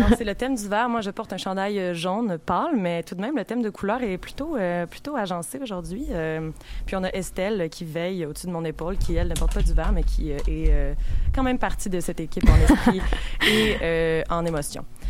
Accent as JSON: {"language": "French", "town": "Saint-Lambert", "region": "Quebec", "country": "Canada", "tie": "born or raised there", "said": "Je viens de Saint-Lambert"}